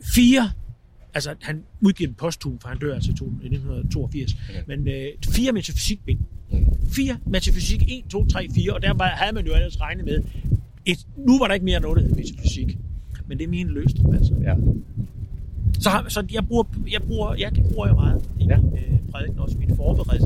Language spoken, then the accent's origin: Danish; Zealand, Denmark; Nu er jeg heller ikke jyde. Jeg er sjællander